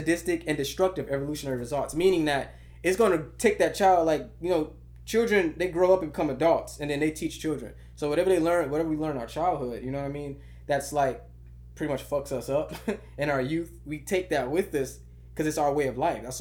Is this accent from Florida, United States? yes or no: yes; Miami Gardens, Florida, United States; I was born in Kara City, Miami Gardens, Florida